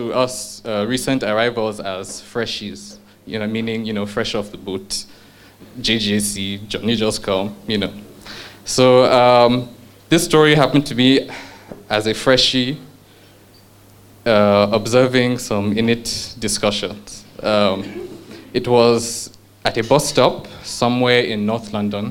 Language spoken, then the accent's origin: English; Nigeria; also born or lived in United Kingdom; I'm a Nigerian